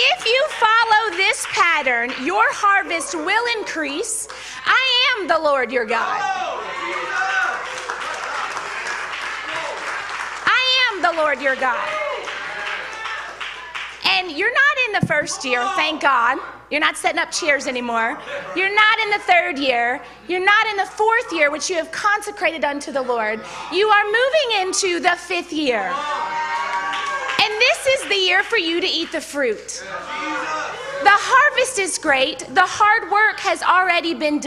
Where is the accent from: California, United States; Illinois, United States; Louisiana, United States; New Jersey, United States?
Louisiana, United States; Baton Rouge; I'm from Baton Rouge, so usually I would say, hey, y'all